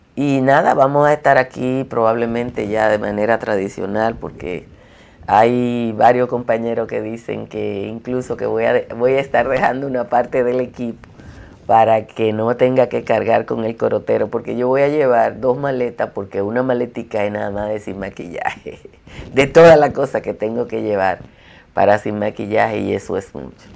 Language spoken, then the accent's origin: Spanish; Dominican Republic; como somos los dominicanos y dominicanas